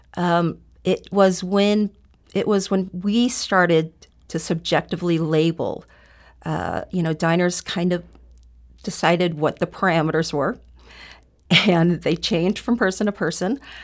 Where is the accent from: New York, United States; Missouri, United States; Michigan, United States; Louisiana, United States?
Missouri, United States; University City; also born or lived in South Korea; I grew up in University City because my parents decided to buy a home there